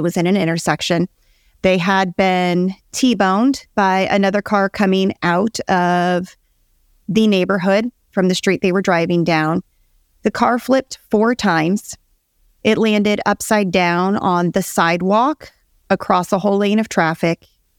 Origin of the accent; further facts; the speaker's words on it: Nebraska, United States; moved away as an adult; now in Georgia, United States; My husband, Grant, and I are both born and raised in Nebraska.